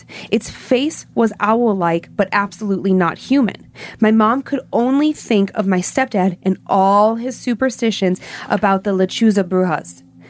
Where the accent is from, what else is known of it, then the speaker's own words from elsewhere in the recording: Planada, California, United States; now in Atlanta, United States; I'm from Planada, California, and I've been living in Atlanta, Georgia since 2013.